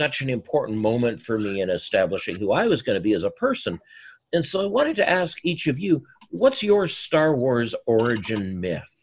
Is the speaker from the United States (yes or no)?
no; Burnaby, British Columbia, Canada; I grew up in Sven Robinson's Riding Association in the NDP